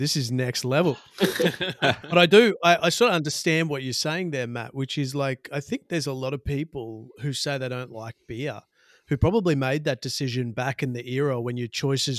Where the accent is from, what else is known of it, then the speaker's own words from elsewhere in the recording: Bribie Island, Queensland, Australia; I grew up on Bribie Island.